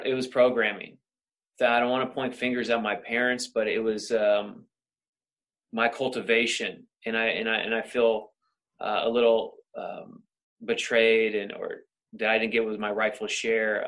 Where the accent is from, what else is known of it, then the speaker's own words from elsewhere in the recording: Sacramento, California, United States; moved away as an adult; now in Los Angeles, United States; born and raised in Sacramento